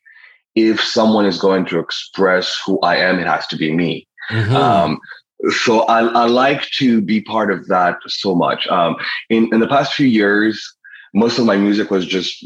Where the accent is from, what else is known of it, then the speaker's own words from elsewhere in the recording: Rwanda; also born or lived in Toronto, Canada; now in Montreal, Canada; I was born and raised in Rwanda